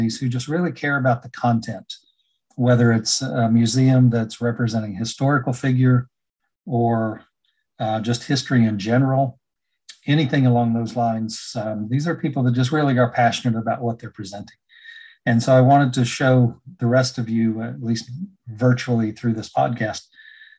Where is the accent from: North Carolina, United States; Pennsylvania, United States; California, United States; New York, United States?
North Carolina, United States; this is my home state